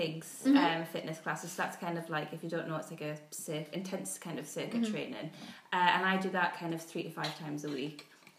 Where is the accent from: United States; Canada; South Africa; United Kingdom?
United Kingdom; Geordie, North East England; accent: Geordie; I still do it with like a Geordie accent.